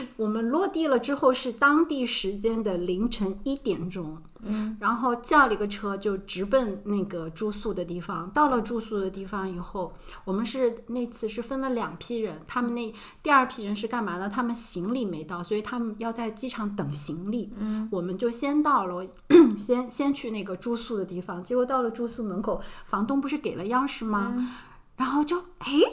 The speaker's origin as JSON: {"language": "Chinese", "region": "Shanghai", "country": "China", "said": "我们是上海的"}